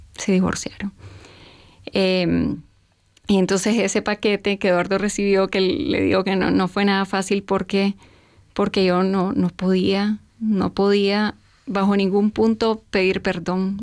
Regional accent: Nicaragua; nací y a los tres años comienza la revolución en mi país, en el 79.

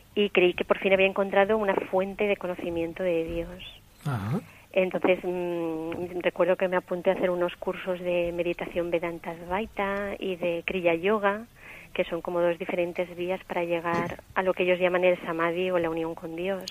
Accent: Valencia, Valencian Community, Spain; accent: Valencian; also born or lived in Terrassa; yo nací en Tarrasa, pero vivo en Valencia eh, desde los cinco años.

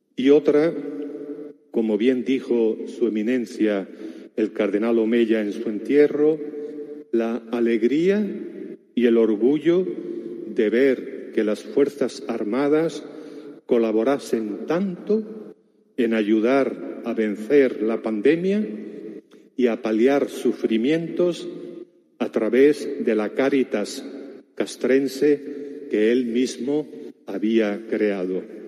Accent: Bullas, Region of Murcia, Spain; born or raised there; moved away as an adult; now in Zamora, Spain

